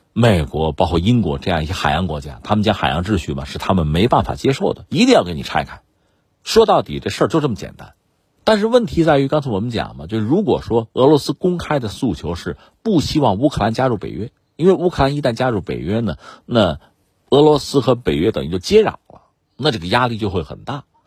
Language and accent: Chinese; Hebei, China; 我们是河北人